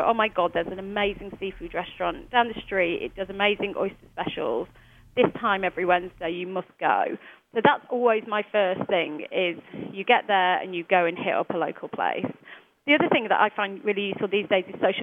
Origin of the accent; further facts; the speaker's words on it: United Kingdom; moved away as an adult; now in New York, United States; as a British person